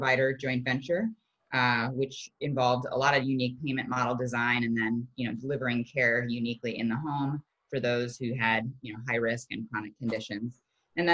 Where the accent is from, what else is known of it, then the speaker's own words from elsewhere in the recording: Midwest, United States; I grew up in the Midwest